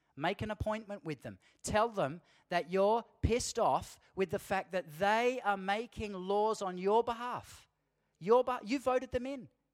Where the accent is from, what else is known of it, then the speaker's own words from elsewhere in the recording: Australia; us as Aussie Christian men